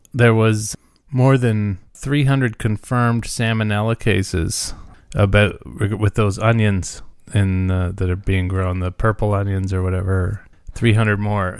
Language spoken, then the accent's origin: English; Muskoka, Ontario, Canada; I'm from Muskoka